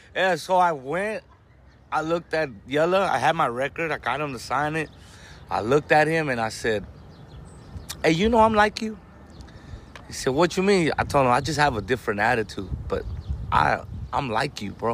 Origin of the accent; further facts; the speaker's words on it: Compton, California, United States; first language Spanish; English is a second language; also born or lived in Watts, Los Angeles; I'm from Compton, but we live right here in front of the Watts Towers